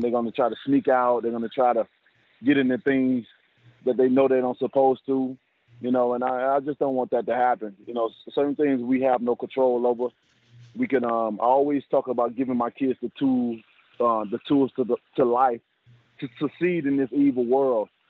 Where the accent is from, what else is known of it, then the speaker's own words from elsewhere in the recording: the South, United States; I'm from the South, so I'm from the South, and I got a lot of cooks in my family